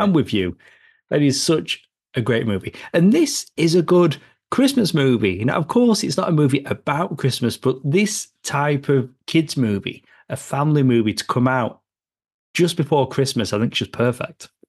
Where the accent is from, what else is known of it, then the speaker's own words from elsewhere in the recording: United Kingdom; moved away; I'm from the U K